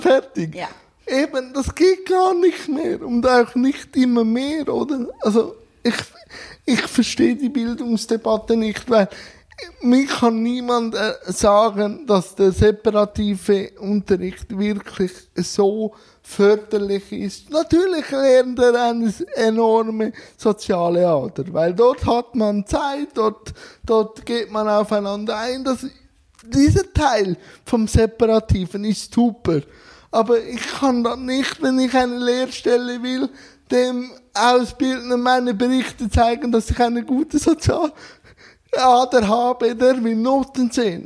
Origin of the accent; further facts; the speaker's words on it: Switzerland; Ich als Schweizer